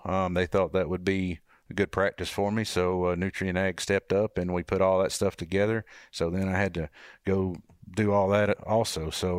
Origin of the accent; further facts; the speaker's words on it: North Georgia, United States; I was just a kid from North Georgia